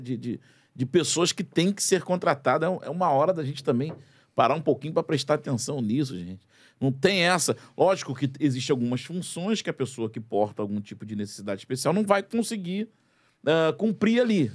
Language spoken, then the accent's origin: Portuguese; Brazil; eu me incluo nessa parte da, da população brasileira